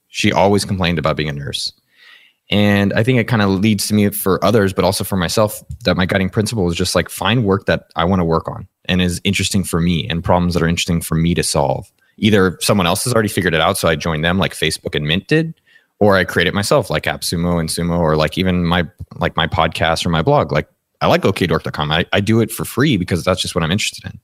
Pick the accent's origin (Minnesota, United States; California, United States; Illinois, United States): California, United States; San Jose; born and raised in San Jose, California, representing the four oh eight